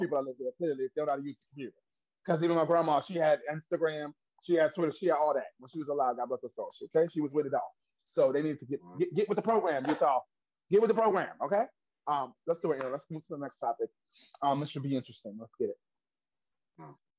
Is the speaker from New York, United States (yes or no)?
yes; New York, United States; I'm from Harlem, New York.